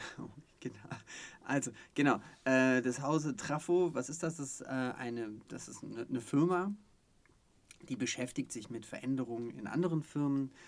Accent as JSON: {"language": "German", "town": "Stuttgart", "region": "Baden-Württemberg", "country": "Germany", "tie": "born or raised there", "said": "ich bin sogar gebürtiger Stuttgarter ah, ja, ähm, ja, und äh, bin dann in der Nähe von Stuttgart aufgewachsen"}